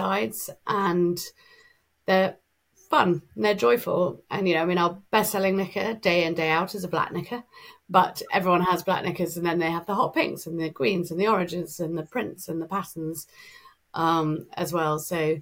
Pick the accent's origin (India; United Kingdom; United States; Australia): United Kingdom; England; we're English